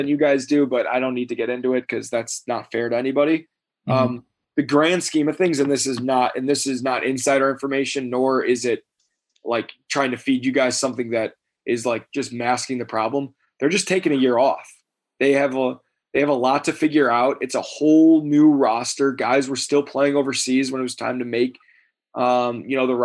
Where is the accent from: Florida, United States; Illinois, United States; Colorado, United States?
Illinois, United States; north suburbs of Chicago; where we're from in the north suburbs of Chicago